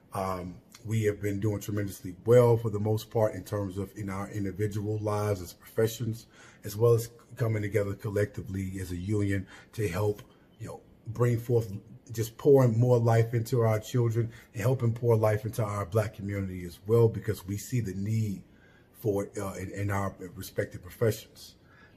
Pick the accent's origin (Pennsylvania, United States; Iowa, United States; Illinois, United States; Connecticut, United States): Illinois, United States; Chicago; I am originally from Chicago, Illinois, Southside, Englewood neighborhood to be exact